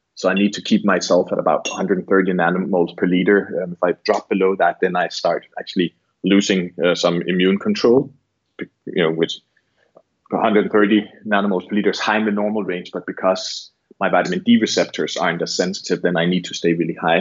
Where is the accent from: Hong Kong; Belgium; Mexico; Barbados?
Barbados; I'm from Barbados